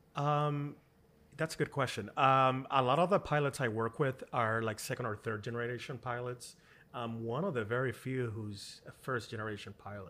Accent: Puerto Rico; I grew up in Puerto Rico in the countryside

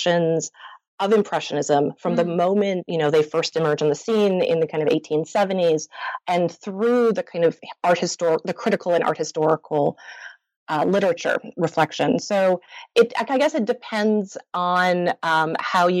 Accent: Montreal, Quebec, Canada; I grew up in Montreal and I attended French elementary school, French high school, junior college

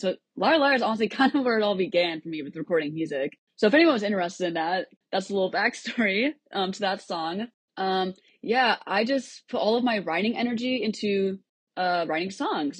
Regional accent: Cedar Rapids, Iowa, United States; moved away as an adult; now in Nashville, United States; I grew up in Cedar Rapids, Iowa, but I moved to Nashville about four months ago to attend Belmont University

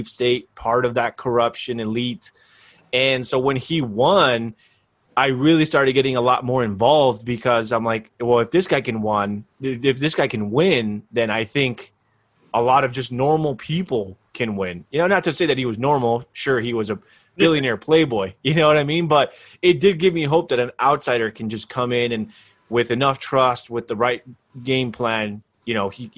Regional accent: California, United States; I'm actually from California

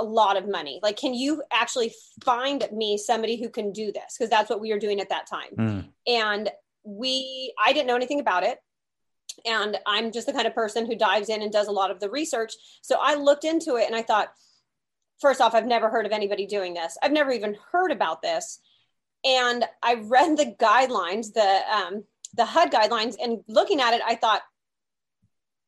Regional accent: California, United States; I am a California girl, born and raised in California

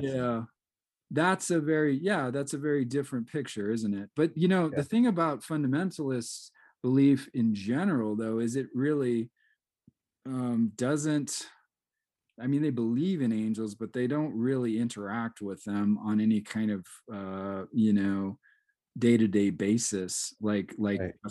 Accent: Seattle, Washington, United States; I grew up in Seattle, so I mean, I'm in the home of of coffee

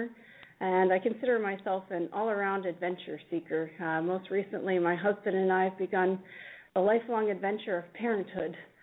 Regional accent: Pittsburgh, Pennsylvania, United States; now in Ann Arbor, United States; I grew up in Pittsburgh, Pennsylvania

